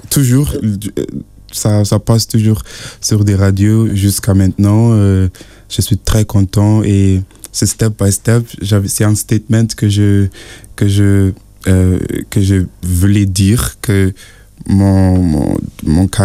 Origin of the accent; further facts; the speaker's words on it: Nigeria; parce que je suis de, de Nigeria, je, je, vis avec ma grand-mère.